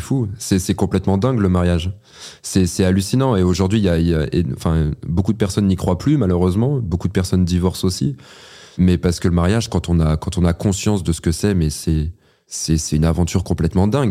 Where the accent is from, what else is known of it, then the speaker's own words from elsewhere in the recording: France; je suis un Français passionné